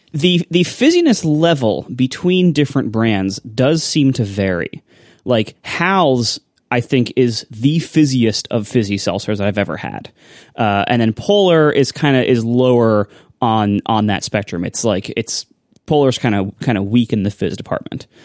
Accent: Ohio, United States; I grew up in Ohio

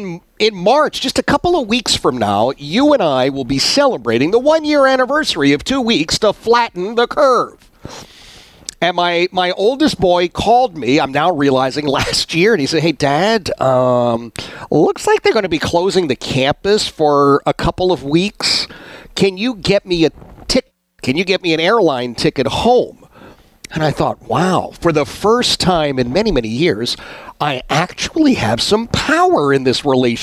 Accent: Philadelphia, Pennsylvania, United States; all of a sudden I've got folks I grew up with in Oxford Circle.

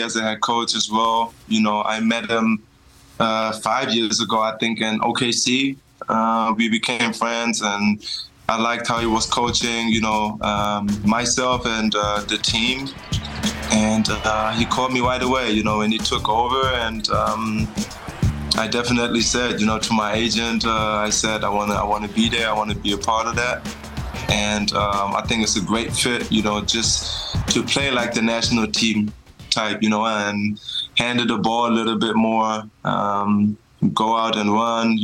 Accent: Germany; moved away; we drove back to my hometown

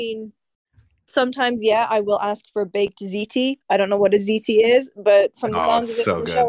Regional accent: North East England, United Kingdom; accent: Geordie; moved away; I'm currently up in the Northeast with my parents, and my real accent is off the charts.

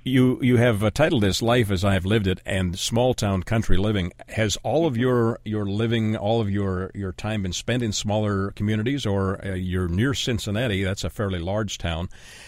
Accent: Ontario, Canada; I grew up in Canada, in Ontario, Canada, which is rather cold in the winter. And we lived as a young child in houses that probably weren't well insulated, didn't have central heat and air.

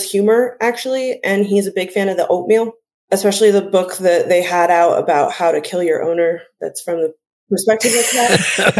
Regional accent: Park City, Utah, United States; I grew up here in Park City.

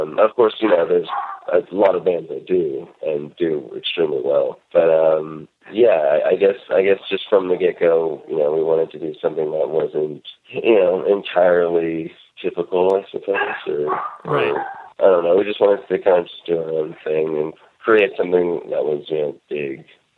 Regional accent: Gainesville, Florida, United States; born there; also born or lived in Northern California; I did not always live in Northern California. I was born in Florida, in Gainesville.

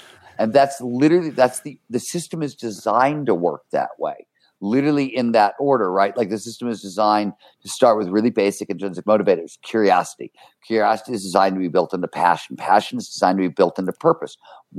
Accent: Cleveland, Ohio, United States; when I was growing up in Cleveland, Ohio, right? Blue collar kind of childhood.

